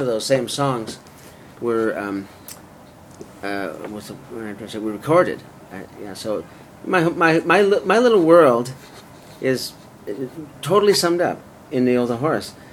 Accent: Vancouver, British Columbia, Canada; moved away; also born or lived in Toronto / Los Angeles / London / San Francisco; I'm from Vancouver originally, but I moved to Toronto to be closer to the center of Canadian media

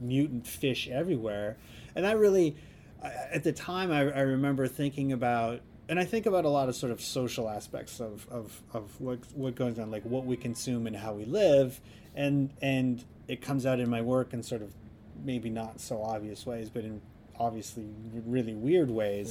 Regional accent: Canada; moved away as an adult; also born or lived in Southern Alberta / Saskatoon, Saskatchewan; now in Vancouver, Canada; I grew up in southern Alberta in Saskatchewan

